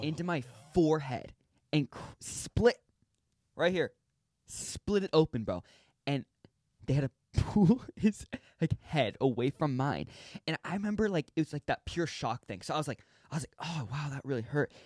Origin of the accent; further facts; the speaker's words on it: California, United States; growing up in California